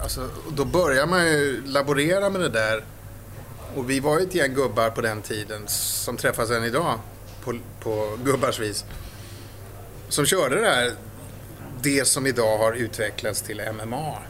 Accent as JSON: {"language": "Swedish", "town": "Stockholm", "region": "Stockholm County", "country": "Sweden", "tie": "born or raised there", "said": "Jag är uppväxt i Stockholm, i Vasastan"}